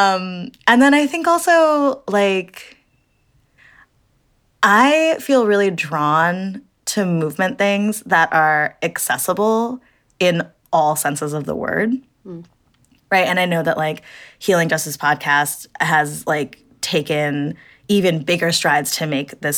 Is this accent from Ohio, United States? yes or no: yes; Ohio, United States; moved away as an adult; also born or lived in India; now in New York, United States; I'm a Midwesterner. I'm from Ohio.